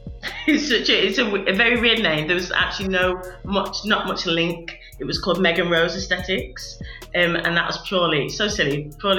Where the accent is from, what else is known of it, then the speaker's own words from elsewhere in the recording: Wolverhampton, West Midlands, United Kingdom; moved away as an adult; also born or lived in Liverpool; Wolverhampton, with it being my hometown